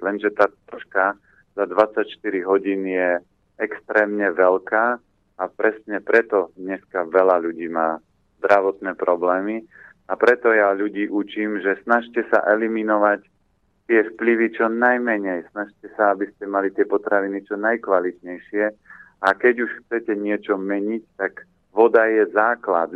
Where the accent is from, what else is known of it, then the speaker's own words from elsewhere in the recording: Orava, Žilina Region, Slovakia; now in Bratislava, Slovakia; ja pochádzam z Oravy